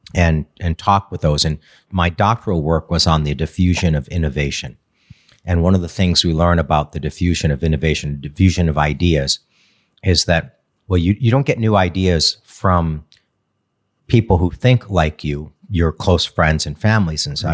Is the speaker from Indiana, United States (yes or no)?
no; Redford Township, Michigan, United States; also born or lived in Chicago; I grew up in D, the Detroit area